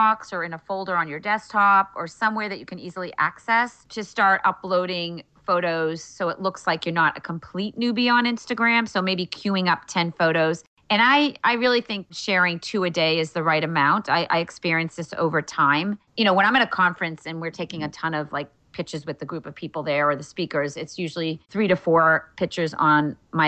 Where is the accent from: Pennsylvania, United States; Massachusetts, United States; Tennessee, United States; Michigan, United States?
Massachusetts, United States; Wellesley; also born or lived in Cape Cod; my hometown in Wellesley, Massachusetts